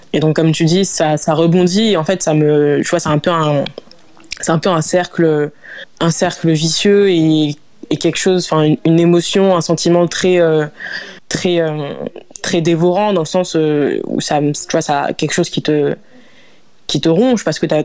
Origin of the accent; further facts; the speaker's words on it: Lyon, Auvergne-Rhône-Alpes, France; also born or lived in Lille; j'ai grandi à Lyon. Euh, donc, j'ai déménagé à, Lyon quand j'avais 6 ans environ.